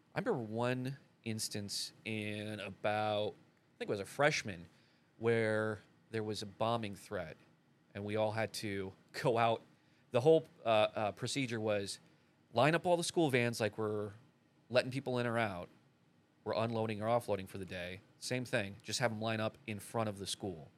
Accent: United States; I was pretty much born and raised around here. I grew up in a little town called Albernette

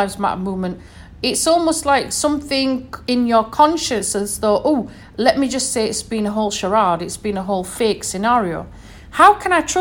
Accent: United Kingdom; moved away; as we say back in the UK

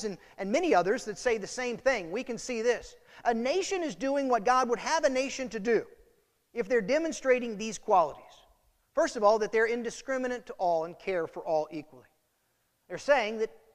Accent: United States; the celebration that comes from being American, the gratitude and thanksgiving that should be ours because of the place we're born

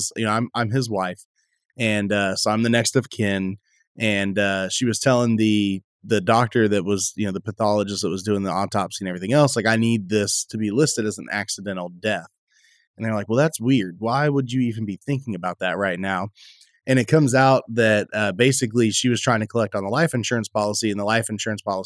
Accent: Texas, United States; I'm from Texas

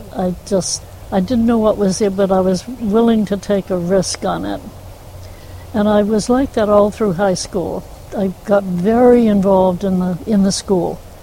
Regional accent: Newburyport, Massachusetts, United States; I was raised in the um, north of here, Newburyport, Massachusetts. I was born in Newburyport

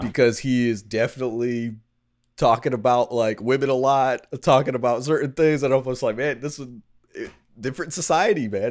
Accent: New York, United States; I'm from New York

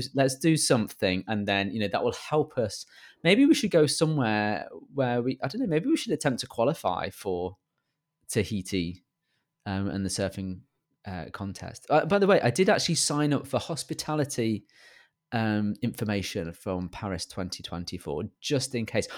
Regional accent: England, United Kingdom; accent: British

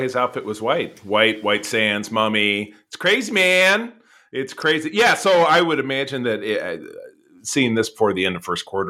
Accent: Grosse Pointe, Michigan, United States; My hometown homeboy, Grosse Pointe, Michigan.

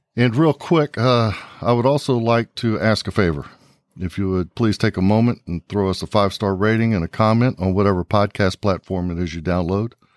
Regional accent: New Braunfels, Texas, United States; I grew up in New Braunfels

